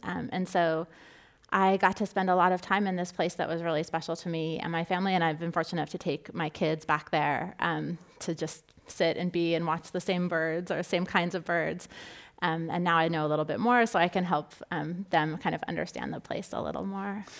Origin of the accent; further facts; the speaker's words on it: Southern California, United States; I grew up in Southern California